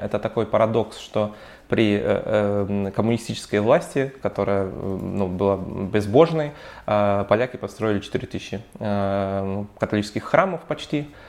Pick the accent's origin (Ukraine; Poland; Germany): Poland; Warsaw, Masovian Voivodeship; я вообще из Варшавы, у нас в Варшаве